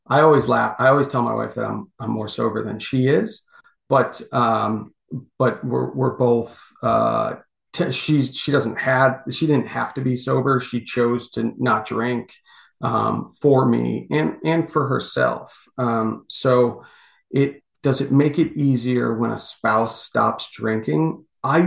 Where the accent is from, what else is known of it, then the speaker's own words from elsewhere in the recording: United States; we're American